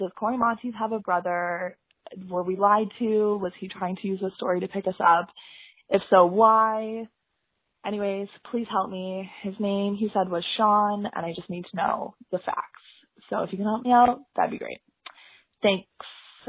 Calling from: Vancouver, British Columbia, Canada; I'm calling from Vancouver.

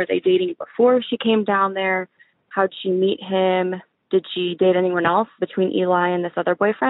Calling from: Indianapolis, Indiana, United States; I'm calling from Indianapolis

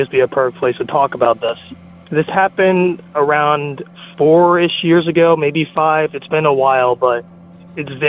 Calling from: New Jersey, United States; I'm calling from New Jersey

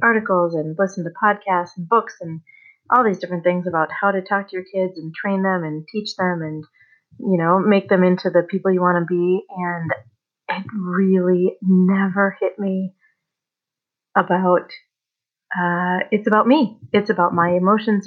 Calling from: Colorado, United States; I'm calling from Colorado.

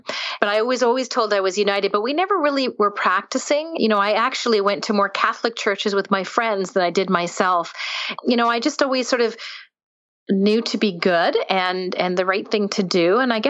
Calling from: Ontario, Canada; I'm in not really a small town, but I'm north of Toronto in Canada.

